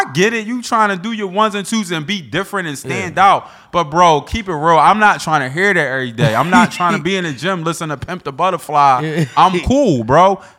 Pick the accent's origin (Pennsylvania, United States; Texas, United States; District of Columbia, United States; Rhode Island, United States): Pennsylvania, United States; Philadelphia; I'm from Philly.